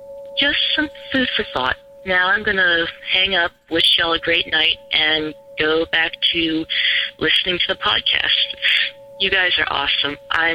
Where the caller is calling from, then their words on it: Virginia Beach, Virginia, United States; This is …, and I'm calling from Virginia Beach, Virginia.